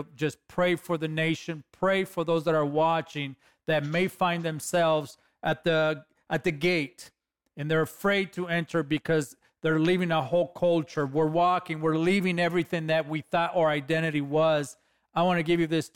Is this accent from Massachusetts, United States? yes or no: no; Los Angeles, California, United States; I'm a kid from East LA.